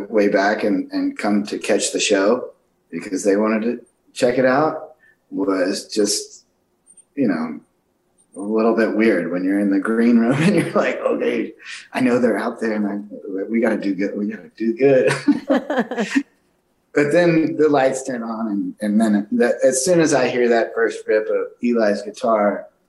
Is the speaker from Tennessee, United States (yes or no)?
no; Austin, Texas, United States; growing up in Austin, Texas, playing there is quite an honor for me just because, you know, that's … and all those guys that played in Austin.